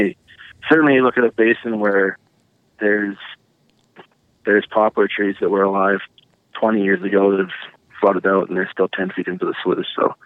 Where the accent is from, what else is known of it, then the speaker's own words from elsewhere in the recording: Drake, Saskatchewan, Canada; I grew up in a little town called Drake, which is also just west of Quills.